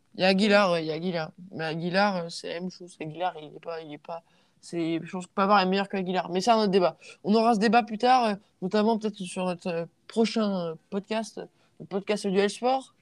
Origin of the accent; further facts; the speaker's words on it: France; je suis français